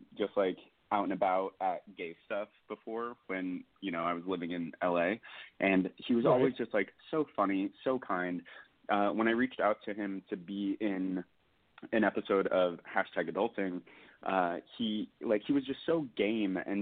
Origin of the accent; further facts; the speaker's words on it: Albany, Oregon, United States; also born or lived in Portland, Oregon; now in New York, United States; I'm from like a tiny little town, Albany, Oregon.